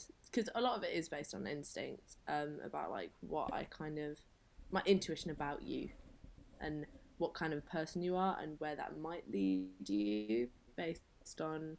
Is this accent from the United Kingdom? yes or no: yes; Quorn, East Midlands, United Kingdom; moved away as an adult; So I'm from Leicester. I was born and raised in Leicester, which is like East Midlands area of England. And my heritage is, so my dad is Jewish and Romani, and my mum is Welsh and English.